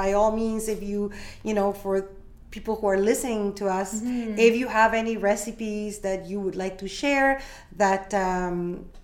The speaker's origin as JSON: {"language": "English", "country": "Peru", "tie": "born or raised there", "moved": "yes", "lives_now": "Canada", "said": "born and raised in Peru. I'm Peruvian."}